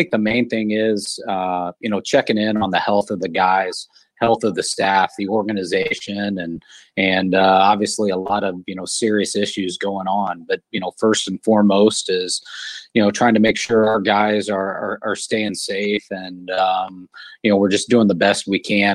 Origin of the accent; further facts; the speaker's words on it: Kansas City, Missouri, United States; moved away; Growing up in Kansas City, you know, I was a Royals fan.